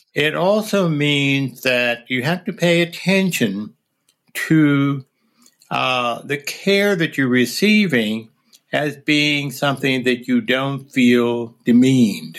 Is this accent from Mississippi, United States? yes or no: no; near suburbs of Philadelphia, Pennsylvania, United States; moved away; near my hometown